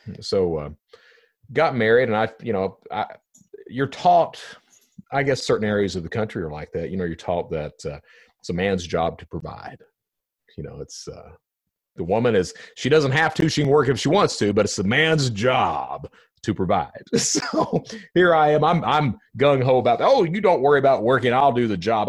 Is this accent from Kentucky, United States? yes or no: yes; Eastern Kentucky, United States; I'm from Eastern Kentucky